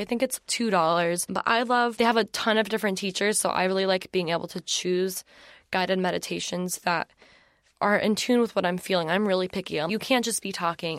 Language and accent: English; Atlanta, Georgia, United States; moved away as an adult; also born or lived in South Carolina; I grew up in Atlanta, in, outside of Atlanta, went to school in South Carolina